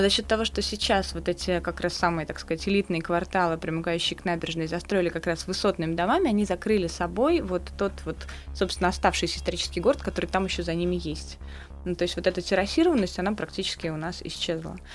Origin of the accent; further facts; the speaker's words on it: Samara, Samara Oblast, Russia; любой наш самарский двор